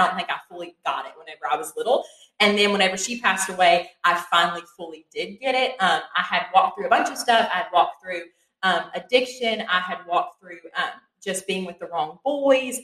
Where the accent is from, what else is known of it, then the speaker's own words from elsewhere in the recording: Crab Orchard, Kentucky, United States; moved away as an adult; now in Morehead, United States; I'm from Lincoln County. It's about 2 hours away from here, specifically the town of Crab Orchard.